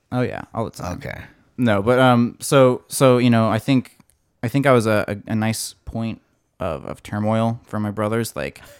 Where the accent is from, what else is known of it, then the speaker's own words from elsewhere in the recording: Colorado, United States; now in California, United States; Born and raised in Colorado.